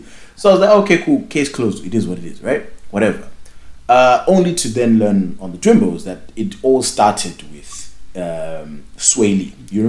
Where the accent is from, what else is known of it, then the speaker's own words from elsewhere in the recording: Nigeria; I'm just saying, I'm Nigerian. And I'm working on Amapiano.